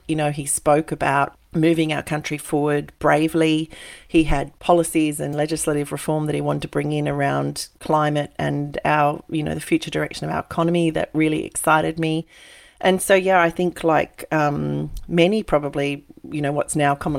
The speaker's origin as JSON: {"language": "English", "town": "Coonabarabran", "region": "New South Wales", "country": "Australia", "tie": "born or raised there", "moved": "yes", "said": "born and bred in Coonabarabran, which is 6.5 hours northwest of Sydney"}